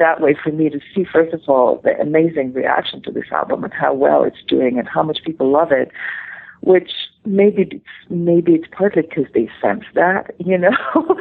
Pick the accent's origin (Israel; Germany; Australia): Israel; now in New York, United States; my growing up in the Middle East